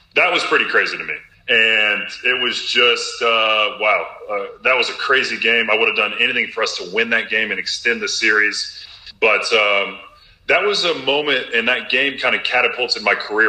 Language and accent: English; Robinson, Illinois, United States; Champaign, Illinois is about two hours north of my hometown in Little Robinson, Illinois.